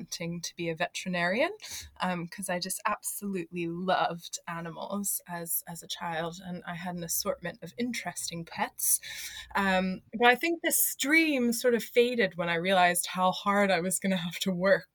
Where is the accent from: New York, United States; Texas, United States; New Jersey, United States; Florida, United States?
New Jersey, United States; moved away as an adult; now in Canterbury, United Kingdom; we're both from New Jersey originally. We've lived in Canterbury for about 6 years now.